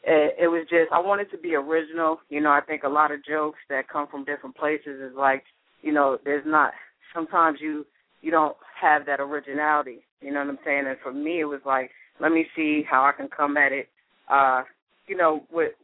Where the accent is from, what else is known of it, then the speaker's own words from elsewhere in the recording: New York, United States; moved away; I'm from New York